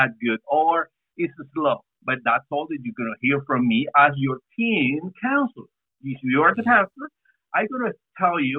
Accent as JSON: {"language": "English", "region": "San Salvador", "country": "El Salvador", "moved": "as an adult", "lives_now": "Brașov, Romania", "said": "from San Salvador in El Salvador, Central America. And we've been here for 19 years."}